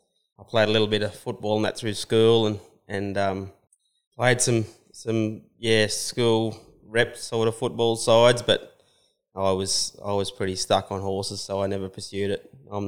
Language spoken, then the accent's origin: English; Dungog, New South Wales, Australia; also born or lived in Dubbo; Hunter Valley. The first sort of 12 years that I was around was Dungog, and then we moved out west around Dubbo.